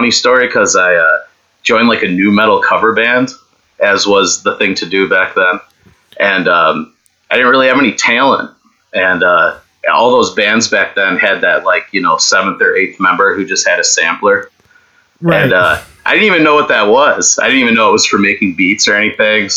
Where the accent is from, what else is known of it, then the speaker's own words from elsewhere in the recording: Silver Springs, New York, United States; I grew up in Silver Springs, Warsaw, New York. It's near Letcher State Park, but Podunk Town. It's about an hour, 10 minutes from Buffalo